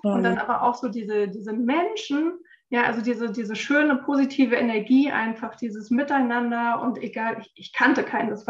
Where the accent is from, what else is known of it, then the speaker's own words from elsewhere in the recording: Frankfurt, Hesse, Germany; ich bin 46 Jahre alt, bin eine waschechte Frankfurterin